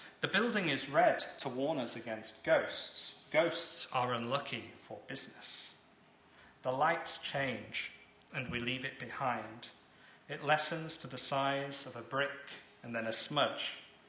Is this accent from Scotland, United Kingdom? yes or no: no; Lancaster, North West England, United Kingdom; moved away; also born or lived in Guangzhou, China; And I'm from Lancaster, not the most idyllic. It's a nice town